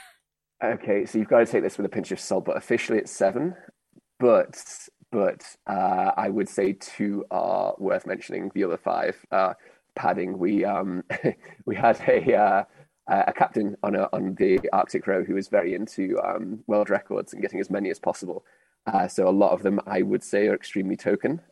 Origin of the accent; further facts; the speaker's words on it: United Kingdom; now in Europe; as a Brit